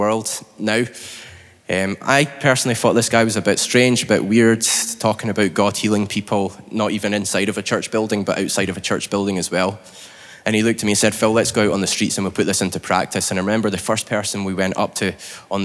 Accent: Scotland, United Kingdom; now in Northern Ireland, United Kingdom; I'm from Scotland

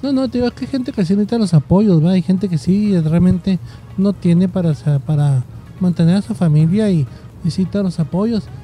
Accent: Mexico; mucha gente que somos mexicanos que trabajamos por nuestra cuarta

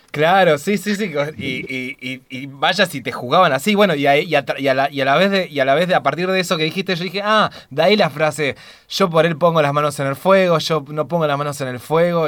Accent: Argentina; quienes somos argentinos y argentinas

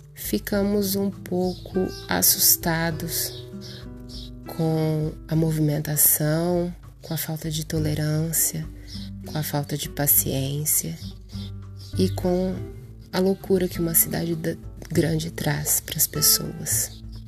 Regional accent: Altair, São Paulo, Brazil; minha querida e amada cidade, Altair, onde nasci, cresci e vivo.

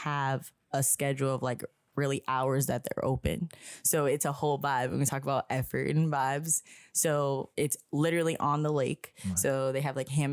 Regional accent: Springfield, Massachusetts, United States; I'm from Springfield area.

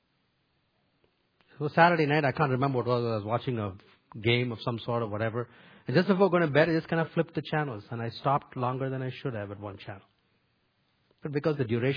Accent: India; moved away; Where I grew up in India

